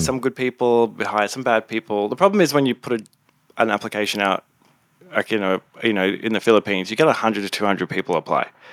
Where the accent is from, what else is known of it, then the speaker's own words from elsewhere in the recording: Gold Coast, Queensland, Australia; also born or lived in Townsville; now in Sydney, Australia; I am originally from the Gold Coast. I'm a gold, gold, Goldie, Australia.